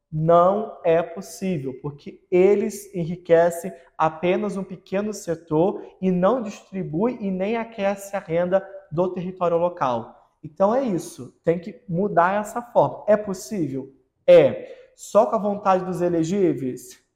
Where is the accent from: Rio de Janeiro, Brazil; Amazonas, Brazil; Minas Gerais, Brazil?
Rio de Janeiro, Brazil; Nilópolis; moved away; E eu, que vim da periferia do Rio de Janeiro, vim de Nilópolis